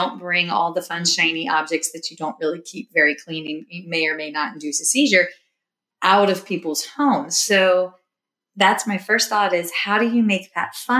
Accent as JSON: {"language": "English", "town": "White Oak", "region": "Virginia", "country": "United States", "tie": "born or raised there", "moved": "yes", "said": "I grew up in White Oak, Virginia. I think I might be one of the few people that left White Oak, Virginia"}